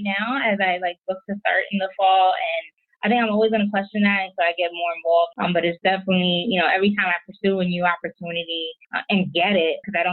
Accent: New York City, New York, United States; moved away as an adult; I'm from New York City

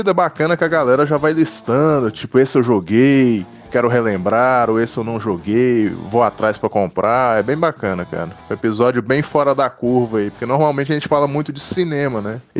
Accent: Minas Gerais, Brazil; é isso aí, cara. Mineiro e praia é um caso de amor eterno.

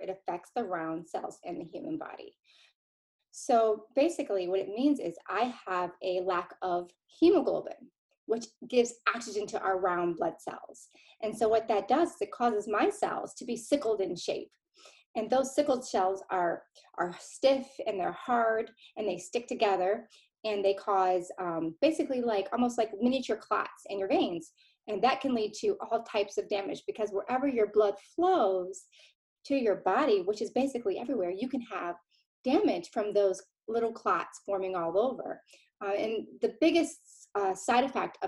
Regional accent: Ann Arbor, Michigan, United States; now in Dallas, United States; I hail from Ann Arbor, Michigan.

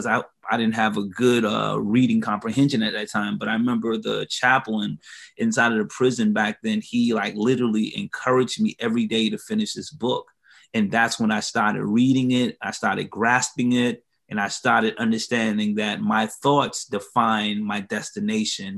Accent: Hilton Head Island, South Carolina, United States; moved away as an adult; now in Columbia, United States; I'm originally from Hilton Head Island, South Carolina

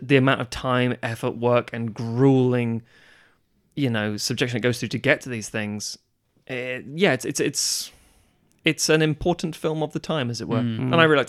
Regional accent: United Kingdom; because obviously being British, we're always a bit stuck up about it.

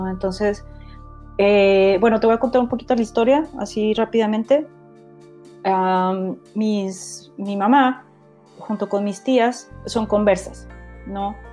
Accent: Guadalajara, Jalisco, Mexico; moved away as an adult; also born or lived in Guanajuato / Puebla; Sí, mira, eh, yo nací en Guadalajara a los 20, ¿cuántos años? Como a los 23, cuando me gradué, me fui a vivir a Guanajuato otros dos años, luego me fui a Puebla otros dos años

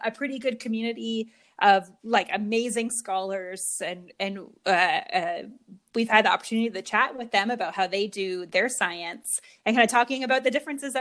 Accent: Mississauga, Ontario, Canada; I was born in Mississauga, Ontario.

